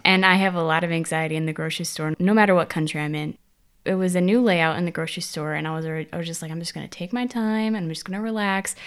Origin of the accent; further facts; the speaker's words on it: United States; also born or lived in South Korea; now in Germany; from the U S